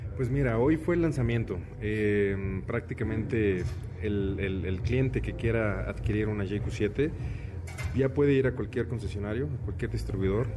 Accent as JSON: {"language": "Spanish", "country": "Mexico", "said": "nosotros como mexicanos"}